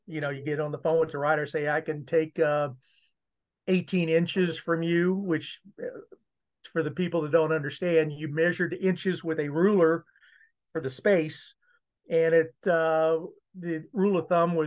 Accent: Columbia, Missouri, United States; I grew up in Columbia, Missouri.

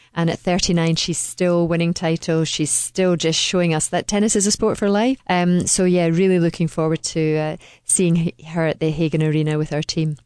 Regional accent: Dunblane, Scotland, United Kingdom; I come from Dunblane, which, if you stuck a pin right in the middle of Scotland, you would find Dunblane

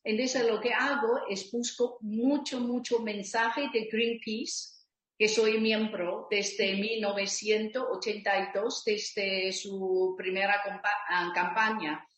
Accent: Taipei, Taiwan; Spanish is a second language; moved away as an adult; now in Barcelona, Spain; Yo originalmente vengo de Taipei, Taiwán

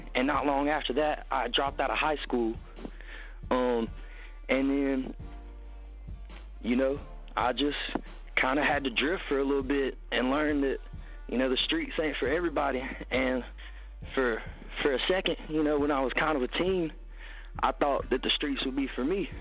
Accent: Tupelo, Mississippi, United States; growing up in Tupelo, uh, it's a it's a good area with a lot of stuff going on compared to other pieces of Mississippi

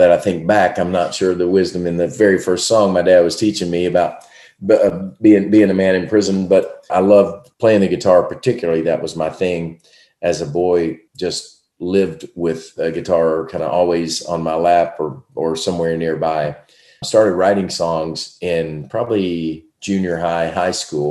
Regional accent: Kentucky, United States; growing up in Kentucky and loving bluegrass music as a boy

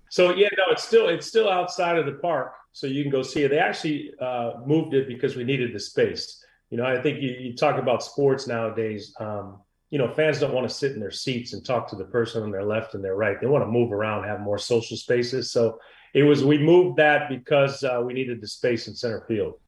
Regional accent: Michigan, United States; also born or lived in New Jersey; I grew up in Michigan, but I'd go back every summer

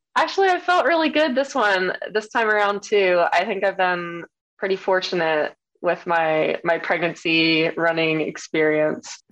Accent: Maryland, United States; my hometown where I grew up in Maryland

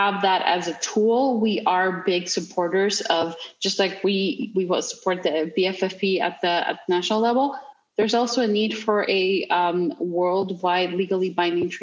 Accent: Mexico; I grew up in Mexico

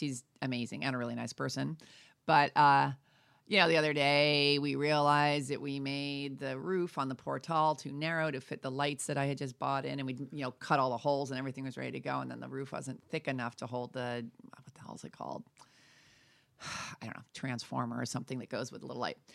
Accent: New York, United States; now in Santa Fe, United States; I'm from New York

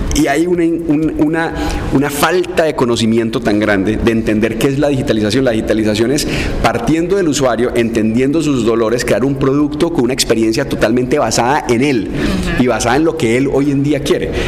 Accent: Cali, Valle del Cauca, Colombia; yo, soy un caleño básico

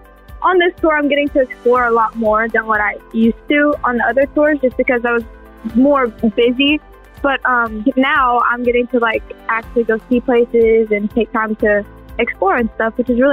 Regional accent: Nashville, Tennessee, United States; I'm from Nashville, Tennessee.

